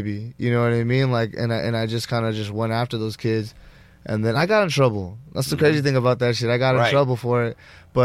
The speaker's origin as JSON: {"language": "English", "town": "Los Angeles", "region": "California", "country": "United States", "tie": "born or raised there", "also_born_or_lived": "Granada Hills", "said": "I'm from Reseda. I grew up there my whole life"}